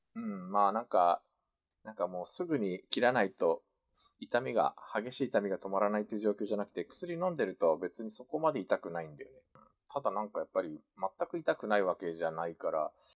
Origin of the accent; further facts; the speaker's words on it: Japan; moved away as an adult; also born or lived in South Korea; 日本生まれ、えー、おととし9月まで韓国に住んでおりました日本人